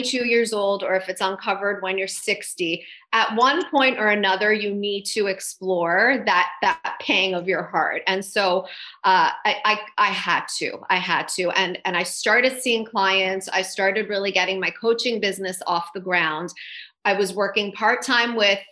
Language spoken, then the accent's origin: English; Toronto, Ontario, Canada; moved away as an adult; now in United States; I'm from Toronto originally. So when I left Toronto